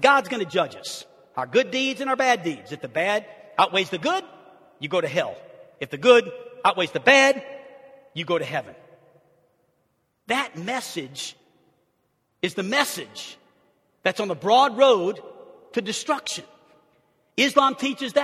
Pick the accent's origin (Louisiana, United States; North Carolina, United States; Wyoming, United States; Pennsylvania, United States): Louisiana, United States; New Orleans; as a young kid, I grew up in New Orleans, Louisiana